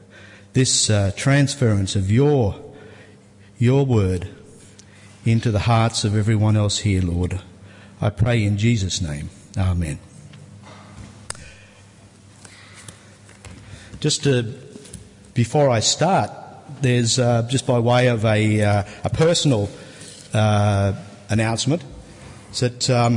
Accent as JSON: {"language": "English", "town": "Sydney", "region": "New South Wales", "country": "Australia", "tie": "born or raised there", "said": "I was born here in Sydney"}